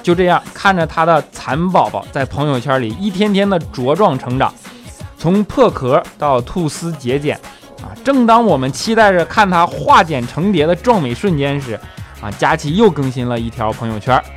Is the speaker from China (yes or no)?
yes; Northeast China, China; accent: Northeastern (Dongbei) dialect; 他东北话哪有我说的好啊